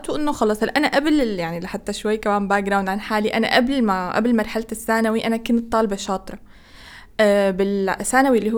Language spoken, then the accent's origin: Arabic; Egypt; نفس عندنا في مصر